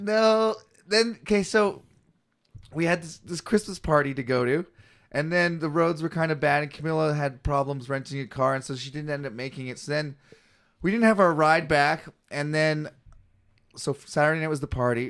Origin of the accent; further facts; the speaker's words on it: Canada; I'm a comic from Canada